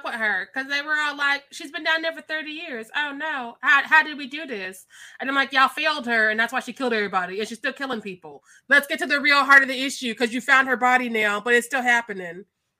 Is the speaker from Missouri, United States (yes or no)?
yes; Missouri, United States; I'm from Missouri